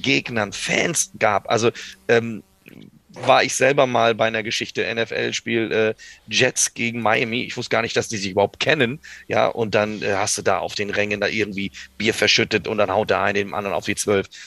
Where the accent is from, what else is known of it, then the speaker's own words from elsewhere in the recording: Kiel, Schleswig-Holstein, Germany; ich komme selber aus Kiel